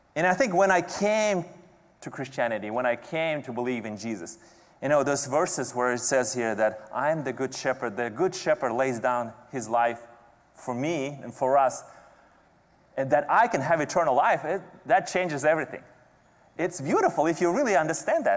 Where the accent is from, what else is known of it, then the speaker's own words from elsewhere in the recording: Kazakhstan; moved away; every summer growing up in Kazakhstan